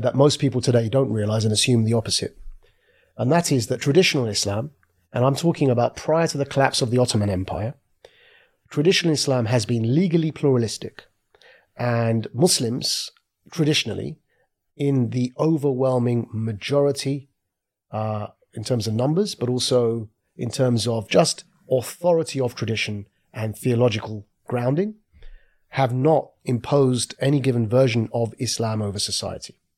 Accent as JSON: {"language": "English", "town": "Southend-on-Sea", "region": "East of England", "country": "United Kingdom", "tie": "born or raised there", "said": "born and raised in South End on Sea in Essex, a place next door to London"}